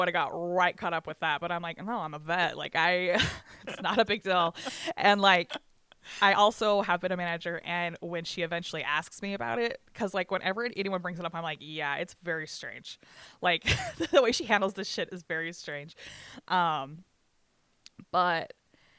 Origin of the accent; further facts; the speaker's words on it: Bryce Canyon, Utah, United States; I grew up in Bryce Canyon. I grew up in the restaurant industry in Bryce Canyon